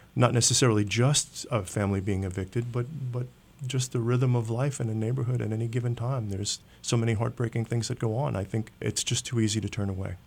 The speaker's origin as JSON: {"language": "English", "town": "New York City", "region": "New York", "country": "United States", "tie": "born or raised there", "said": "I grew up in New York City at a time of urban renewal"}